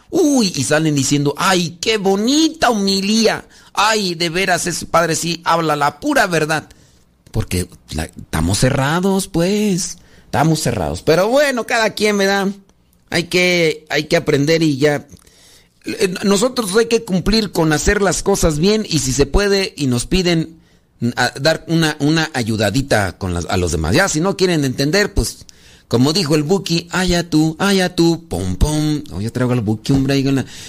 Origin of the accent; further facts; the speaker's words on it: Guanajuato, Mexico; yo soy de Guanajuato